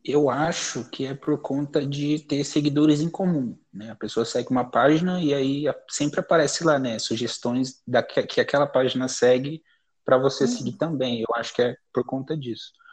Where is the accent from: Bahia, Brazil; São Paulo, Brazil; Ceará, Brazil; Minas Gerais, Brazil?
São Paulo, Brazil; Carapicuíba; eu sou de Carapicuíba